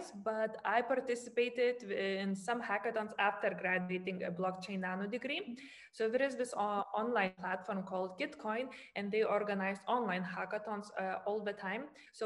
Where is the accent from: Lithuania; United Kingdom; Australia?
Lithuania; now in Germany; I come from Lithuania. Currently, I live in Germany